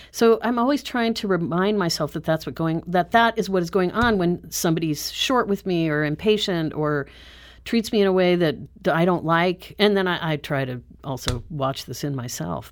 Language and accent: English; Southern California, United States; moved away as an adult; also born or lived in Santa Fe, New Mexico / New York City; now in Saint Louis, United States; I grew up in Southern California